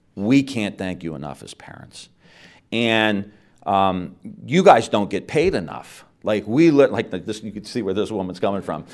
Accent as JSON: {"language": "English", "area": "Mahoning Valley", "region": "Ohio", "country": "United States", "tie": "born or raised there", "said": "I'm from the Mahoning Valley. Like, it's corrupt. All, all my friends have left, and I'm, I'm gonna stay here"}